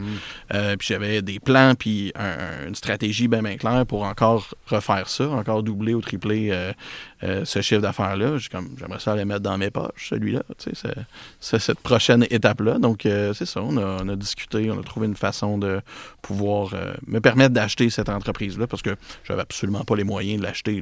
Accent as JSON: {"language": "French", "town": "Repentigny", "region": "Quebec", "country": "Canada", "tie": "born or raised there", "lives_now": "L'Épiphanie, Canada", "said": "je suis un gars de Repentigny"}